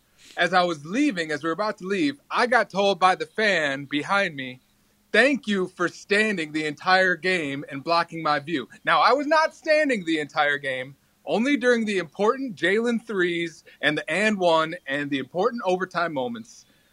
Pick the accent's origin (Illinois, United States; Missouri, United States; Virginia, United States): Illinois, United States; Chicago; I'm from Chicago.